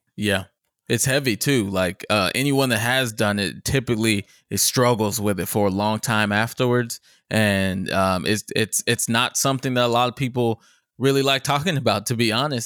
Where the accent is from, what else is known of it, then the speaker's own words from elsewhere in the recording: Richardson, Texas, United States; I'm from Richardson.